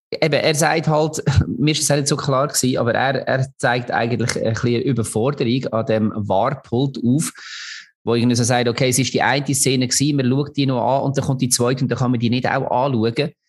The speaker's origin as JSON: {"language": "German", "region": "Lucerne", "country": "Switzerland", "said": "obwohl man als Luzerner natürlich nicht ganz unglücklich war"}